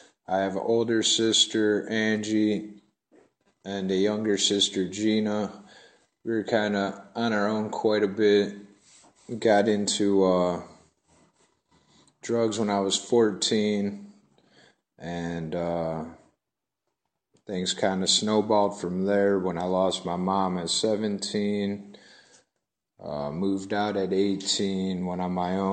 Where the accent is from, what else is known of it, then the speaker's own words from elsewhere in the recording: Cleveland, Ohio, United States; I'm from Cleveland, Ohio.